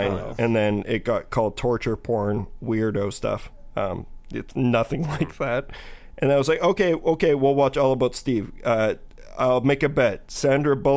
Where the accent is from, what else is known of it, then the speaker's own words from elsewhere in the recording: Saskatchewan, Canada; I was from Saskatchewan